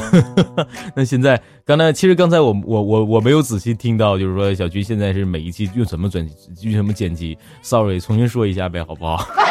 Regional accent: Northeast China, China; also born or lived in Hangzhou; 我们东北现在这个温度应该就是我在杭州那时候初冬的温度

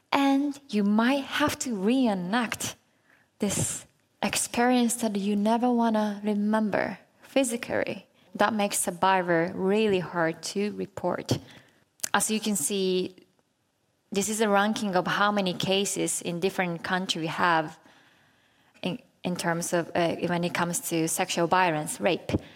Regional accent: Japan; it was in Japan, my home country

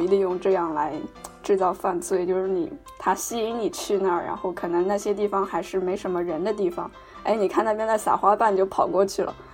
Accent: China; moved away; 我们中国人啊都在玩这个游戏

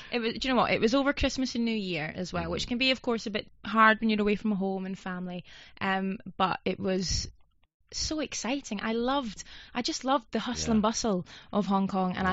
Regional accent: Scotland, United Kingdom; I'm from Scotland, so I'm yeah. used to the cold weather

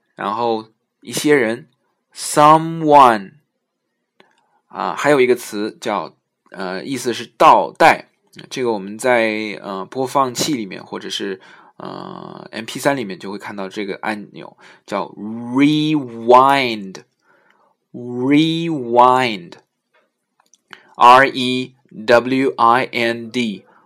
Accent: China; 是我们中国人发音特别难的一个音

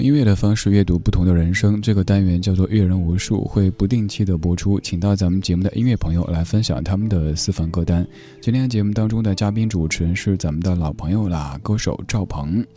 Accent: Sichuan, China; accent: Sichuanese; 我就是讲四川话

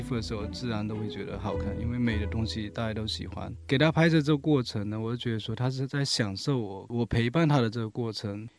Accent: Shaowu, Fujian, China; 我老家是福建南平邵武市

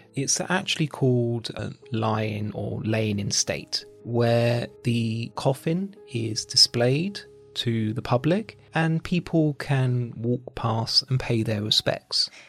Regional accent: United Kingdom; as a British person

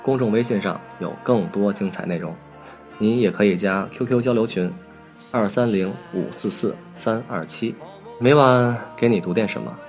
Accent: northern China, China; 我是北方人，从小对粽子的概念只限于小枣和豆沙的。

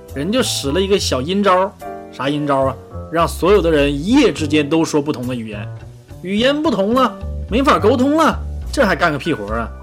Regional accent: China; 我们中国人

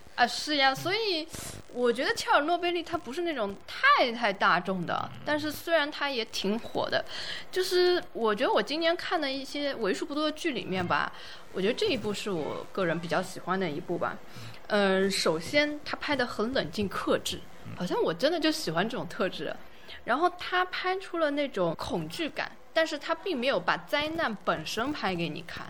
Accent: southern China, China; 我是南方人

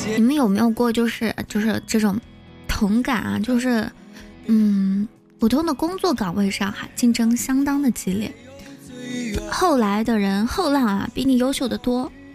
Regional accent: southern China, China; 我们是南方人

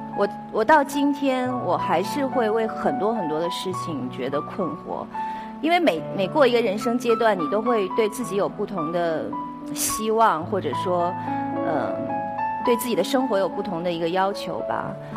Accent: Beijing, China; 我小时候在北京市少年宫学的是书法

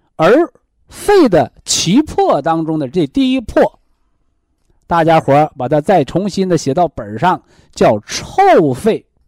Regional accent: China; 我们中国人中医文化的大智慧

